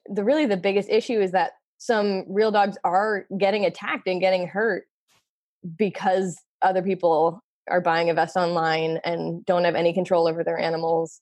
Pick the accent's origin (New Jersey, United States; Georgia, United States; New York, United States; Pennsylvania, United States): Pennsylvania, United States; Philadelphia; moved away as an adult; also born or lived in Massachusetts; I grew up in Philly